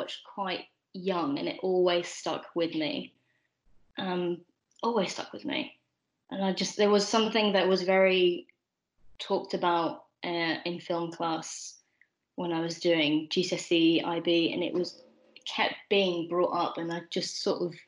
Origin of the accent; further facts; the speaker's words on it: the north of England, United Kingdom; I was born in England, born in the north of England